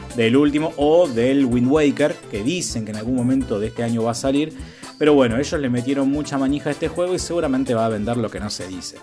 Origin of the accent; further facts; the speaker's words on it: Casilda, Santa Fe, Argentina; now in Rosario, Argentina; nací en Casilda, vivo en Rosario